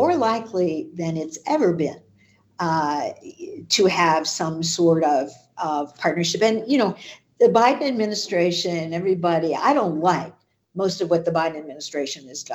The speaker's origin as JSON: {"language": "English", "country": "United States", "said": "as an American"}